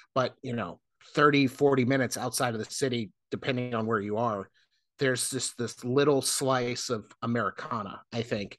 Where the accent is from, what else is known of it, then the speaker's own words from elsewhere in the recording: South Florida, United States; now in North Carolina, United States; I grew up in South Florida